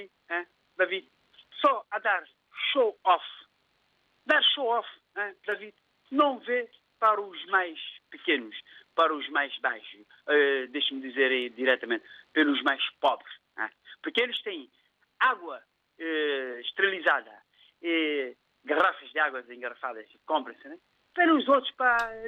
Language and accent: Portuguese; São Tomé & Príncipe; now in Cape Verde; estou em Cabo Verde, mas eu nasci em São Tomé, sou São Tomé, com todas as honras